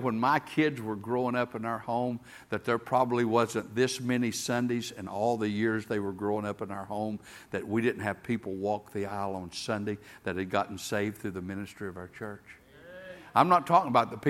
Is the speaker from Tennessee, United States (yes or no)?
yes; Tennessee, United States; I'm a hillbilly from Tennessee